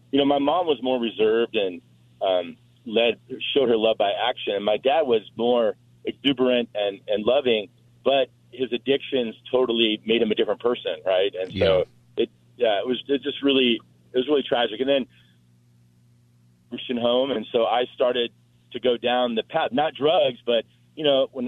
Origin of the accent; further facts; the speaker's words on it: Fountain Valley, California, United States; also born or lived in Cleveland, Ohio; we moved out here from Cleveland, Ohio, to California in 1974. And so I grew up in Fountain Valley, right next to Huntington Beach